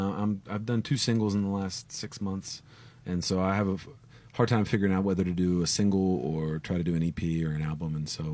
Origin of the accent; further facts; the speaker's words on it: West Virginia, United States; moved away as an adult; now in Columbus, United States; I live in Columbus as well. I'm originally from West Virginia, but I lived in Columbus for the last 5 or 6 years.